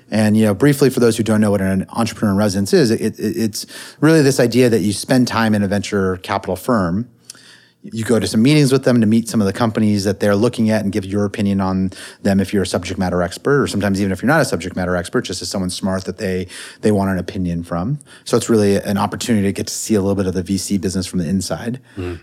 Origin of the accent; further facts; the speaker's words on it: Silicon Valley, California, United States; I grew up in the Silicon Valley